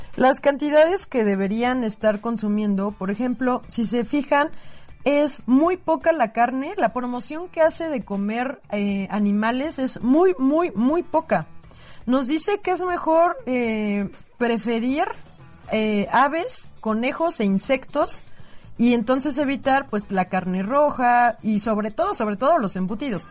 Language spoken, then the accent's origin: Spanish; Mexico; somos muchísimos mexicanos